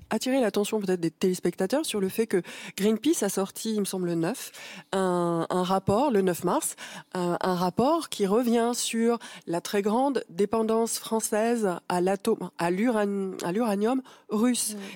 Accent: France; en tant que Français et en tant qu'État

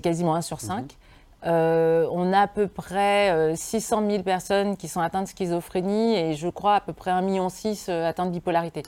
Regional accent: Lyon region, Auvergne-Rhône-Alpes, France; dans ma région d'origine

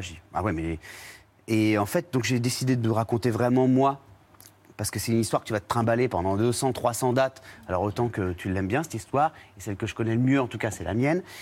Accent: Réunion; moved away as an adult; now in Paris, France; je suis un Réunionnais qui a beaucoup voyagé depuis petit

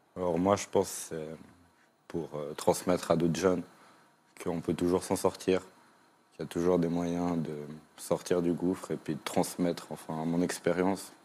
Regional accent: Switzerland; moi je viens de Suisse

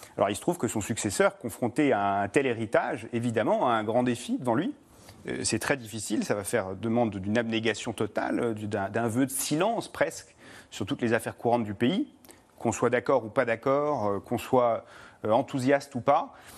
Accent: United Kingdom; moved away; c'est le pays de mon père et que j'ai grandi au Royaume-Uni

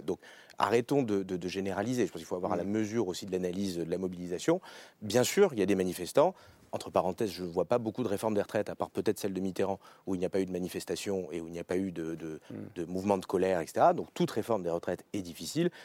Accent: Beauce, Centre-Val de Loire, France; je viens de Beauce

